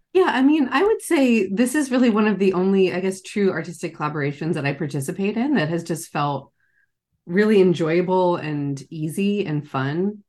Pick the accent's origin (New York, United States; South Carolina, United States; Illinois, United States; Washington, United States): South Carolina, United States; Charleston; now in San Francisco Bay Area, United States; I grew up in Charleston, South Carolina, and I now live in the San Francisco Bay Area